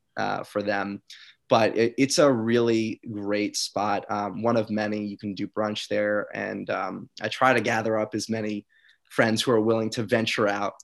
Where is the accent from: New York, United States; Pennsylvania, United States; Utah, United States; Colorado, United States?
New York, United States; I'm from New York